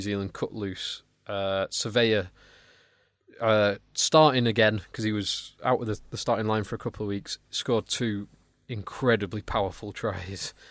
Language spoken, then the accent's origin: English; England, United Kingdom; I'm English